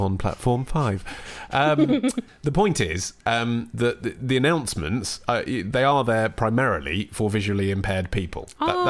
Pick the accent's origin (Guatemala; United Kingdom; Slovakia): United Kingdom; Stanmore, London; one of the only reasons that people visit my childhood hometown of Stanmore is to visit the Royal National Orthopaedic Hospital.